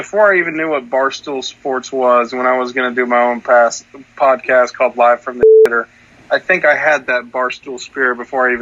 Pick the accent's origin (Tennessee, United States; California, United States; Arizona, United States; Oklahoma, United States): Oklahoma, United States; Bartlesville; I'm from Bartlesville